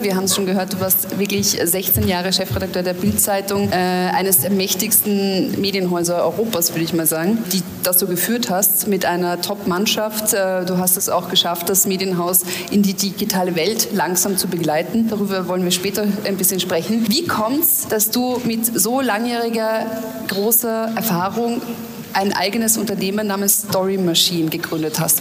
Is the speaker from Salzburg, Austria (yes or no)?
no; Graz, Styria, Austria; meiner Heimatstadt Graz